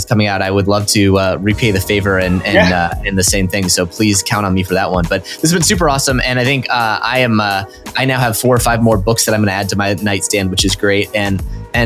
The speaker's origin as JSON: {"language": "English", "region": "Nebraska", "country": "United States", "tie": "born or raised there", "said": "I grew up in Nebraska"}